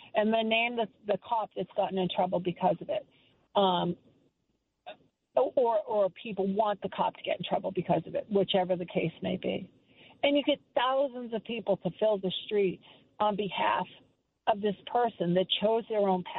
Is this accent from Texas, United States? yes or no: no; south of Boston, Massachusetts, United States; the town where I grew up, Dominic, it's south of Boston